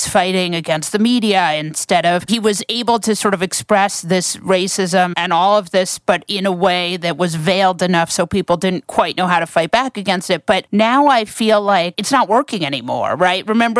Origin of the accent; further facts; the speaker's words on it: the North, United States; I'm from the North where people are normal.